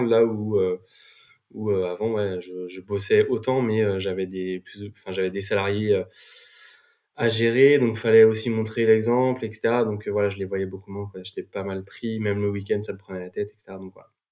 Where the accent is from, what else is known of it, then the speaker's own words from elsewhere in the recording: Vannes, Brittany, France; also born or lived in Nantes; moi, je suis originaire de Vannes